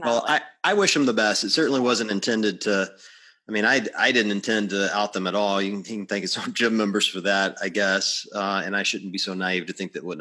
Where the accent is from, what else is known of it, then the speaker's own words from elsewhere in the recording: the South, United States; I'm from the South, so I've been to gyms in the South